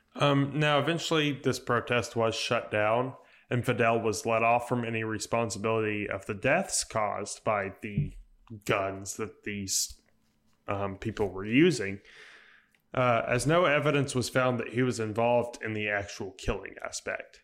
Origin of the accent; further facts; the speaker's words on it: United States; I'm an American, I love my country